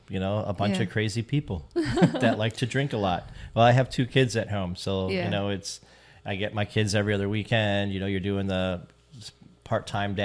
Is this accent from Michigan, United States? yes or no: yes; Bay City, Michigan, United States; I was born in Bay City. I'm from this area. Graduated Bay City Central